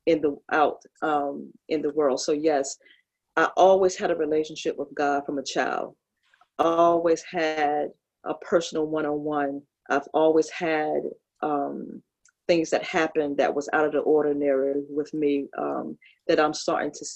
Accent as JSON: {"language": "English", "town": "New York City", "region": "New York", "country": "United States", "tie": "born or raised there", "also_born_or_lived": "Kinston, North Carolina", "moved": "as an adult", "lives_now": "Peru", "said": "I was born in Brooklyn and I left at the age of 5 because my mother and father had separated"}